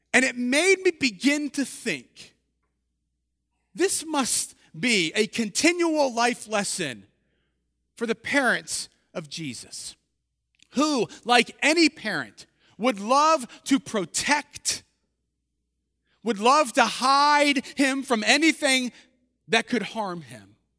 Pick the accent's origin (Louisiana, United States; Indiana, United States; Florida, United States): Louisiana, United States; just outside of New Orleans; I was born just outside of New Orleans